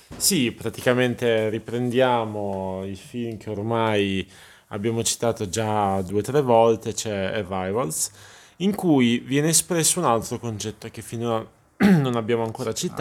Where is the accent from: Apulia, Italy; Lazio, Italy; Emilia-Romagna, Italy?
Apulia, Italy; gente che magari parla il dialetto pugliese, visto che siamo pugliesi